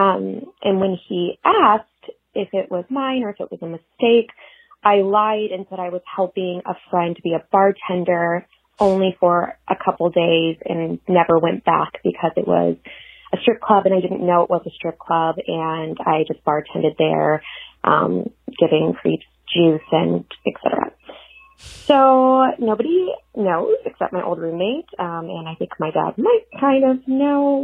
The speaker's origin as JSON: {"language": "English", "town": "San Francisco", "region": "California", "country": "United States", "also_born_or_lived": "Los Angeles", "moved": "as an adult", "said": "I'm from San Francisco, so moved down here"}